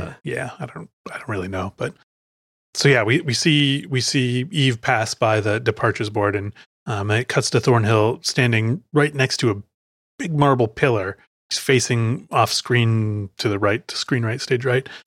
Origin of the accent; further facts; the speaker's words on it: Chicago, Illinois, United States; moved away; I am from Chicago